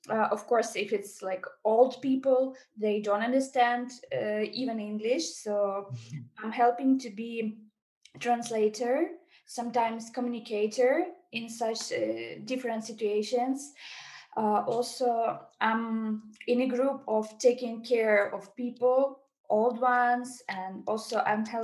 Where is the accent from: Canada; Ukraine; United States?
Ukraine; Mariupol, Donetsk Oblast; English is a second language; moved away as an adult; I'm from Mariupol.